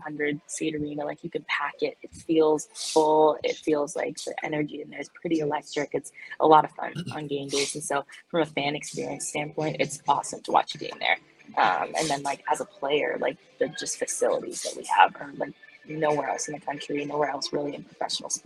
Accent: Hamilton, Ontario, Canada; moved away as an adult; now in Madison, United States; growing up in Ontario, like, I lived in a big city, like, I lived in Hamilton, and so it has 500,000 people

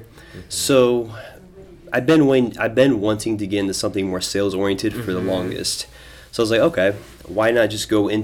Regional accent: Des Moines, Iowa, United States; I grew up in Des Moines my entire life, Southside, born and raised.

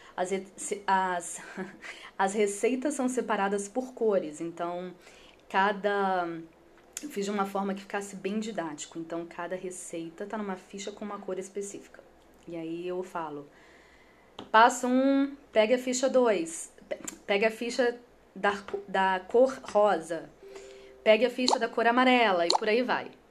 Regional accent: Espírito Santo, Brazil; eu sou capixaba

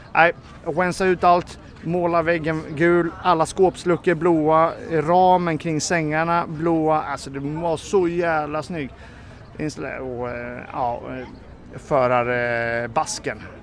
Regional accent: Sweden; jag är väl svensk medborgare

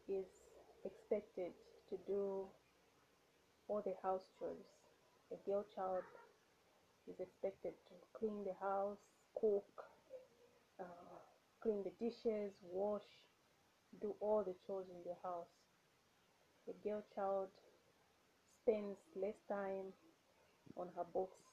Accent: Zambia; Hi everyone … I'm from Zambia.

